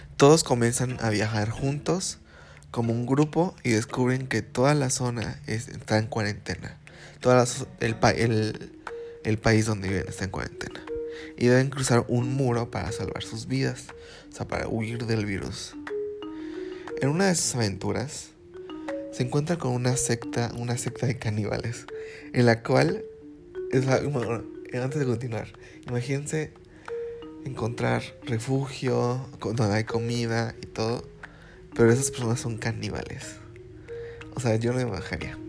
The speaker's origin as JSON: {"language": "Spanish", "town": "Fortín de las Flores", "region": "Veracruz", "country": "Mexico", "said": "soy de Veracruz y para ser más físico, de la ciudad de Fortín de las Flores."}